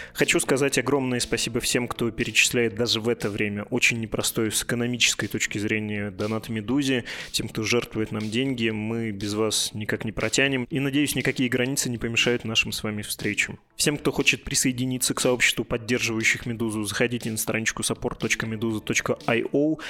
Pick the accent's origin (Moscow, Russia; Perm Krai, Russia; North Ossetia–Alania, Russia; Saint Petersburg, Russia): Perm Krai, Russia; Perm; как пермяк